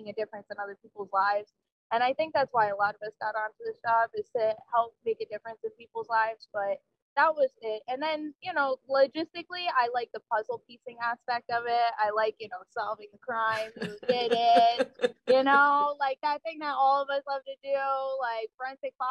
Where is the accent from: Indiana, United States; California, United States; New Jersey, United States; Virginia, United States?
New Jersey, United States; moved away as an adult; I grew up in New Jersey.